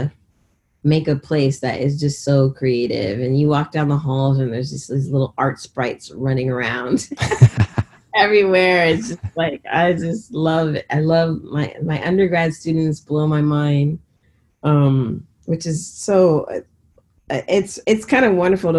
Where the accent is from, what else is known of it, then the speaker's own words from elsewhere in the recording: California, United States; growing up in California